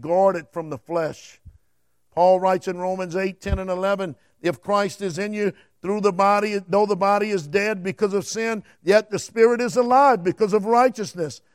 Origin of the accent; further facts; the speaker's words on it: Cajun, Louisiana, United States; I'm a Cajun